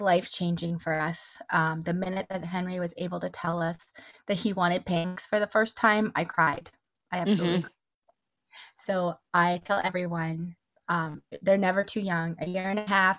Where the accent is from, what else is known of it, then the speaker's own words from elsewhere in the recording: Toronto, Ontario, Canada; now in Arizona, United States; I grew up in Toronto, Canada. I live in Arizona now